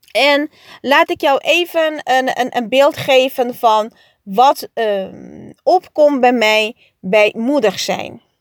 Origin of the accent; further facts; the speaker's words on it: Curaçao; En ja, op Curaçao. Ik groeide op op Curaçao. En daar is 90% van de mensen katholiek.